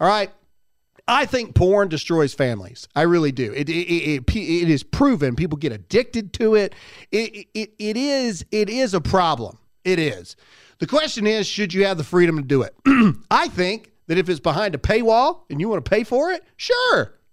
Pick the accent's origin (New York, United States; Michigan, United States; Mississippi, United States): Mississippi, United States; now in South Carolina, United States; I was born and raised in Mississippi, but I choose South Carolina.